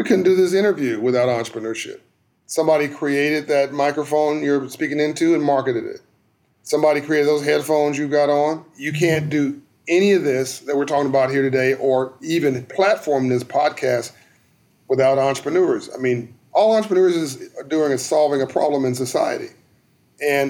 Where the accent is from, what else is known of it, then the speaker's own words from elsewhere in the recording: Compton, California, United States; I grew up in South Central LA in Compton, California